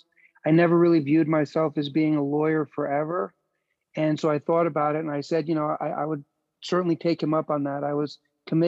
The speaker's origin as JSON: {"language": "English", "town": "New York City", "region": "New York", "country": "United States", "tie": "born or raised there", "also_born_or_lived": "Chicago", "said": "I was born and raised in New York City"}